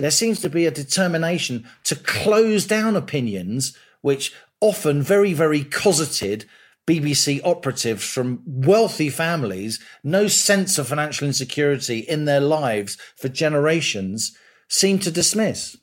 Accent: London, United Kingdom; born or raised there

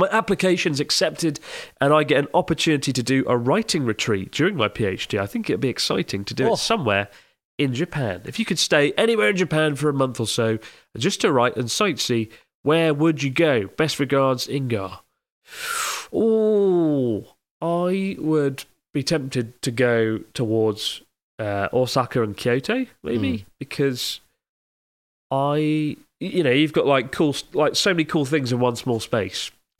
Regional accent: London, United Kingdom; Also, as a Londoner, I was sometimes annoyed with how slowly people walked at busy train stations.

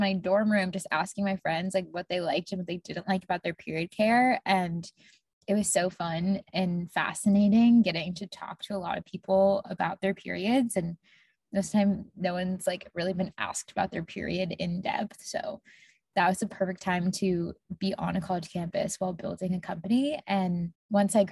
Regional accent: Tampa, Florida, United States; now in Boston, United States; I grew up in Tampa, Florida

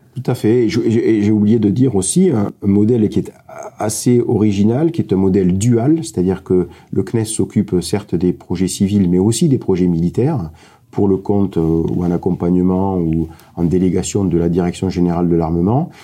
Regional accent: Montpellier, Occitania, France; je suis de, Montpellier, j'ai grandi à Montpellier.

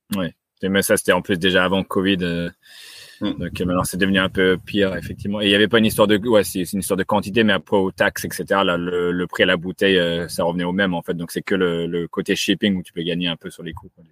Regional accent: France; on est français, donc naturellement en fait, c'est inné

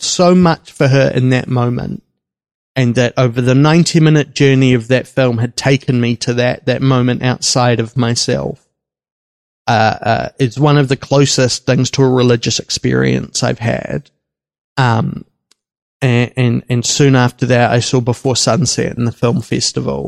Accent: Wellington, New Zealand; I grew up in Wellington

